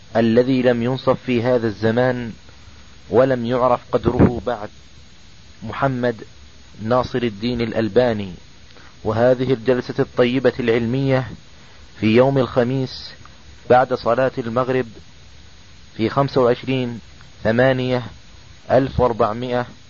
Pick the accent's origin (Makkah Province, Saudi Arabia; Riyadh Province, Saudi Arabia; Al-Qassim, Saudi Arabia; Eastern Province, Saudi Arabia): Riyadh Province, Saudi Arabia; Riyadh; عندنا في الرياض